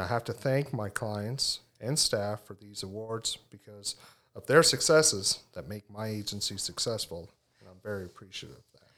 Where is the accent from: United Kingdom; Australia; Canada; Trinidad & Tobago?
Canada; Cape Breton, Nova Scotia; moved away as an adult; now in Tignish, Canada; I'm originally from Cape Breton, as you said, but now reside in Tignish